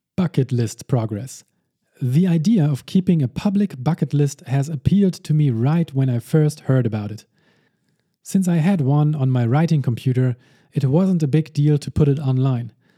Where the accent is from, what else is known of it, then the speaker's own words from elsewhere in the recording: Hamburg, Germany; my hometown.